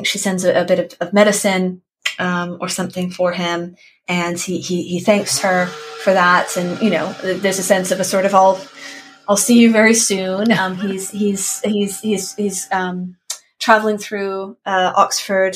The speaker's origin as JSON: {"language": "English", "country": "Canada", "said": "I'm Canadian"}